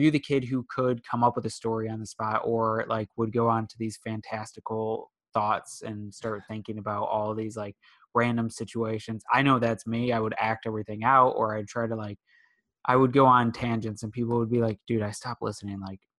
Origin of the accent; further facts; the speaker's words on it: West Bloomfield, Michigan, United States; Yeah, I'm West Bloomfield area.